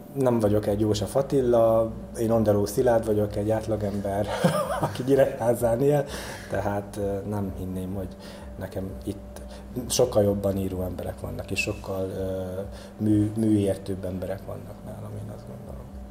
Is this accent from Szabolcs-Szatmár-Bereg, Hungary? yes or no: yes; Kótaj, Szabolcs-Szatmár-Bereg, Hungary; Tehát én Kótaiban nevelkedtem, ugye ez egy kis község itt eh, Nyíregyházától pár kilométerre